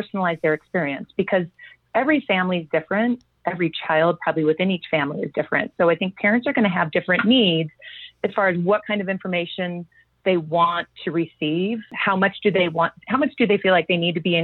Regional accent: Long Beach, California, United States; I grew up in Southern California in Long Beach Unified School District

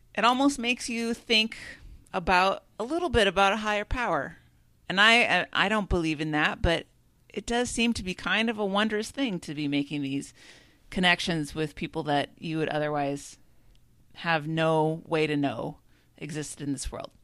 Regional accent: Minnesota, United States; as a Minnesotan

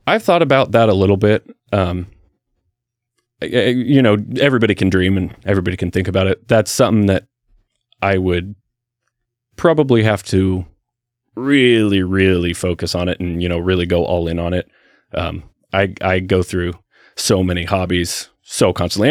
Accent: Salem, Oregon, United States; I was born in Salem, raised in Salem, went to school in Salem all through uh, elementary school

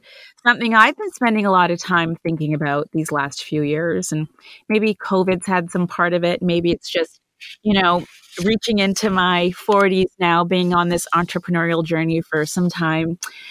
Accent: Canada; also born or lived in India; now in United States; As an Indian-born, Canadian-raised American woman who spent years fighting for a seat at the table

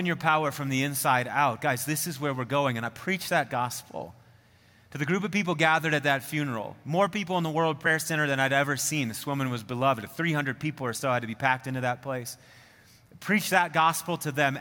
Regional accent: Midwest, United States; moved away as an adult; now in Colorado, United States; I do remember being a Midwesterner looking at the mountains.

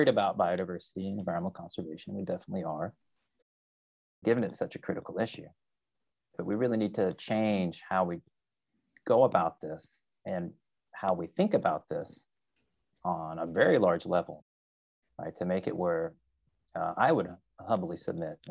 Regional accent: Arkansas, United States; moved away as an adult; also born or lived in California; I grew up in a very rural area of Arkansas in the 1980s

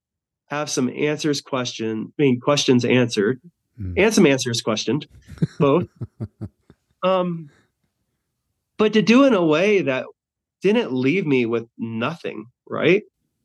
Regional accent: Albuquerque, New Mexico, United States; also born or lived in Florida; I'm moving from Florida back to my home place of Albuquerque, New Mexico.

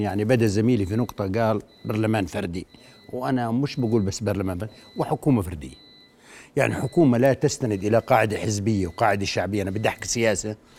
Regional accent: Al-Karak, Karak Governorate, Jordan; وانا ابن الكرك

